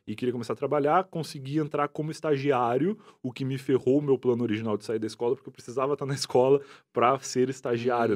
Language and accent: Portuguese; Rio Grande do Sul, Brazil; moved away as an adult; now in São Paulo, Brazil; E eu sou gaúcho, tenho o meu chimarrão aqui para comprovar isso